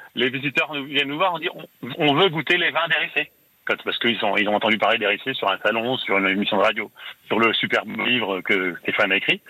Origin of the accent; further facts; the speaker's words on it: Les Riceys, Grand Est, France